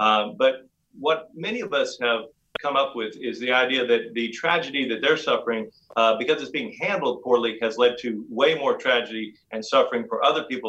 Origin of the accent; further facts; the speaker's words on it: Oklahoma, United States; also born or lived in England / Norway; No, I'm originally from Northeast Oklahoma. My dad was with Phillips Petroleum. And we went overseas to England and Norway, and I graduated high school there. Then I came back to the States for college.